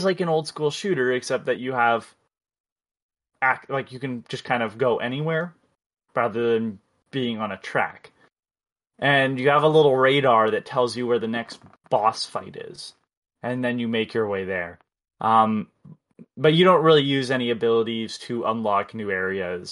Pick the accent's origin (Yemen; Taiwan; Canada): Canada; I'm Canadian